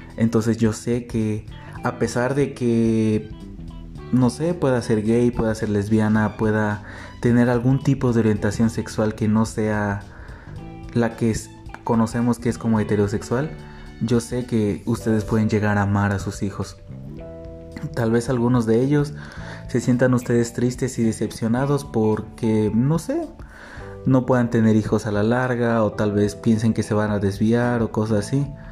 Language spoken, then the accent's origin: Spanish; Xalapa, Veracruz, Mexico; soy de la ciudad de Jalapa, Veracruz